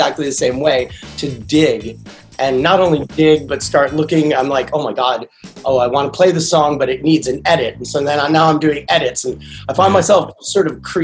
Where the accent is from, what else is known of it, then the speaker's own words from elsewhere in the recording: Washington, District of Columbia, United States; I grew up in Washington, DC. It's been like DC born and bred, went to public school there